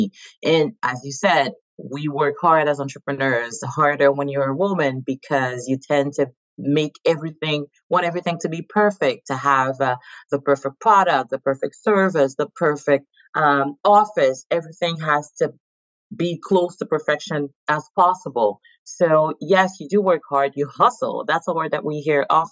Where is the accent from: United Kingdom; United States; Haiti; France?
Haiti; moved away as an adult; now in Montreal, Canada; born and raised in Haiti. I've been in Canada for the last 18 years. Based currently in Montreal